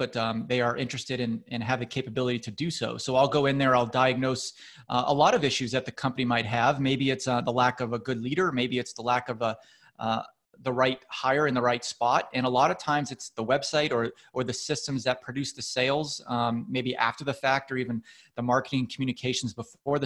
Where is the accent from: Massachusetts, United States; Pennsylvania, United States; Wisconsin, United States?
Massachusetts, United States; moved away as an adult; also born or lived in Texas / California; I grew up in New England, Massachusetts to be exact